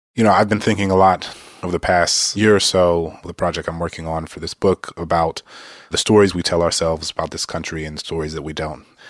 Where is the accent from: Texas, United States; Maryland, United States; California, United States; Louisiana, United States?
Louisiana, United States; New Orleans; Dillard University, which is a historically black university in my hometown